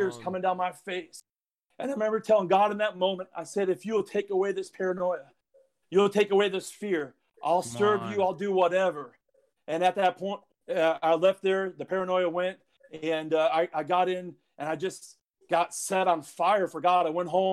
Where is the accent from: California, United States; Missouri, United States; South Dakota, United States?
South Dakota, United States; moved away; I'm from South Dakota